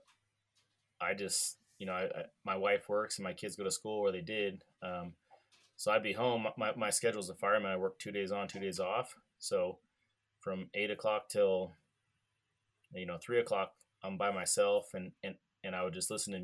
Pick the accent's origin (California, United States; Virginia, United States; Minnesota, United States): California, United States; I'm from California